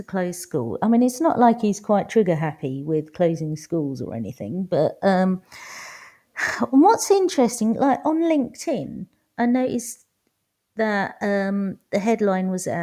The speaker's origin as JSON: {"language": "English", "region": "London", "country": "United Kingdom", "tie": "born or raised there", "said": "I grew up in East London. Every school I went to was across the road"}